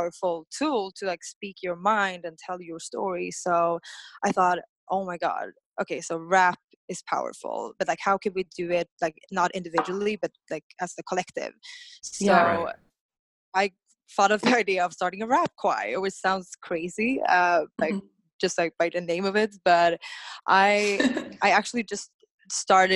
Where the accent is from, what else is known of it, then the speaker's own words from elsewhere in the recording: Stockholm, Stockholm County, Sweden; moved away as an adult; I'm born and raised in Stockholm, Sweden